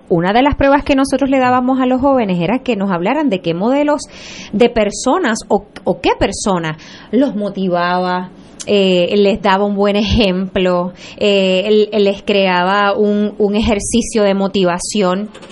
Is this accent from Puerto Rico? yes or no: yes; Puerto Rico; como puertorriqueños